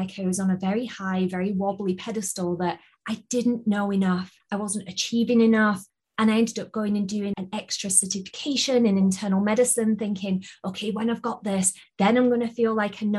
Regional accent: United Kingdom; accent: British; I shall do my best to have my best British accent

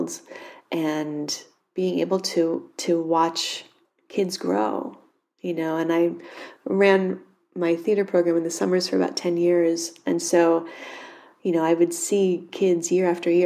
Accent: United States; also born or lived in New York City; I grew up just a handful of miles away

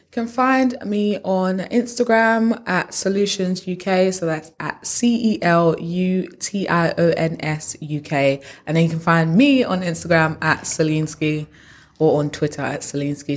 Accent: United Kingdom; we're British

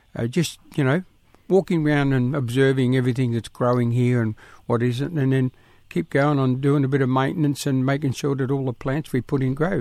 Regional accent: South Coast New South Wales, Australia; all us kids were born and little camps all along the coast, in country

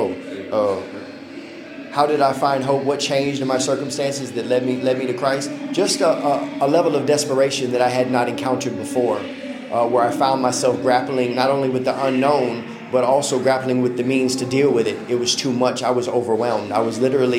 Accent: South Florida, United States; now in Mississippi, United States; I'm originally from South Florida, born and raised Broward County, Dade County

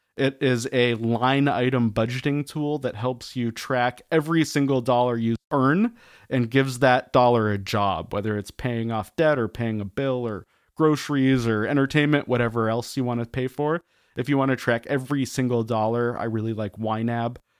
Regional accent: Denver, Colorado, United States; I grew up around Denver, Colorado, out in the suburbs.

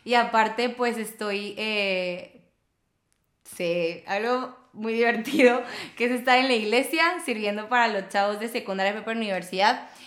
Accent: Tampico, Tamaulipas, Mexico; soy de Tampico, yo no soy regia, pero la verdad es que yo siempre he dicho que Tampico me vio crecer, yo no a él. Si tú estás viendo esto y no sabes dónde está Tampico, búscalo.

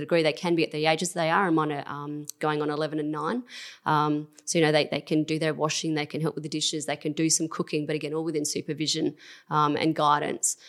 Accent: Christies Beach, South Australia, Australia; growing up in Christie's

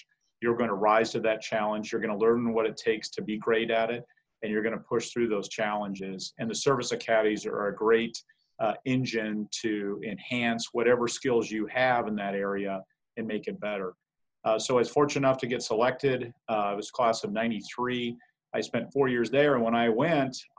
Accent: Casper, Wyoming, United States; I grew up in Casper, Wyoming

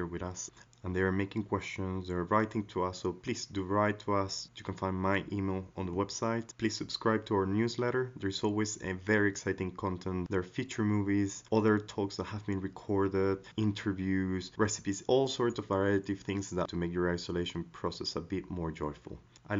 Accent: Spain; I was raised in Spain

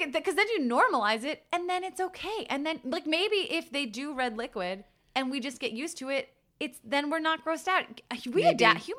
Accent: United States; We're American.

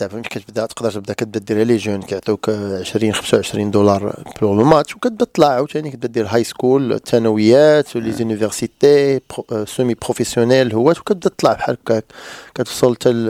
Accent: Morocco; راك عارف حنا مغاربه كنلعبوا الكره

